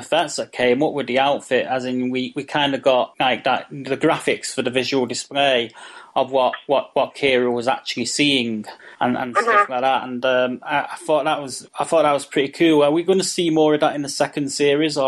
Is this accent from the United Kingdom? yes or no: yes; Manchester, North West England, United Kingdom; Manchester, where I'm from.